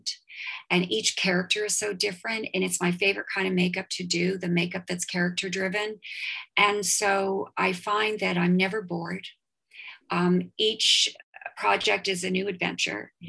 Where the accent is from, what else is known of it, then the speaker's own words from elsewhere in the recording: Toronto, Ontario, Canada; I grew up in Toronto